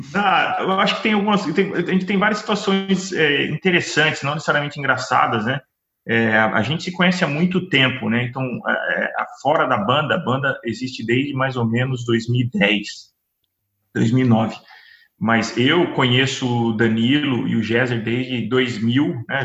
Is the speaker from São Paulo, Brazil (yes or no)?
yes; São José dos Campos, São Paulo, Brazil; nós somos de São José dos Campos, né? Uma hora de São Paulo